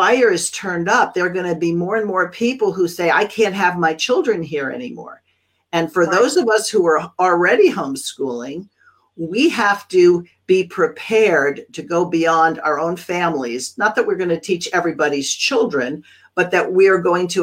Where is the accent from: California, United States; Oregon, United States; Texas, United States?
California, United States; I'm a Californian